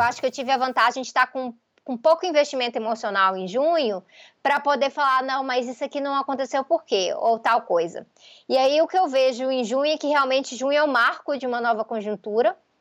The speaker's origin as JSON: {"language": "Portuguese", "town": "Goiânia", "region": "Goiás", "country": "Brazil", "tie": "born or raised there", "said": "Goiânia, que é a minha cidade natal"}